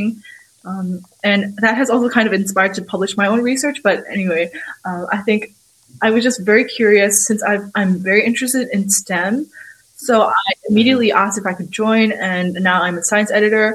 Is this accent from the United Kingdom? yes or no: no; Hong Kong; now in Shanghai, China; I'm from Hong Kong, even though I've been living in Shanghai for almost 6 years now